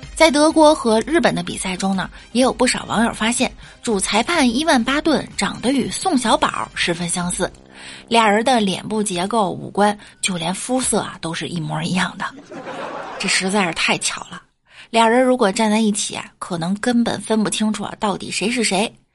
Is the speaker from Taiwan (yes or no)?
no; China; 作为中国人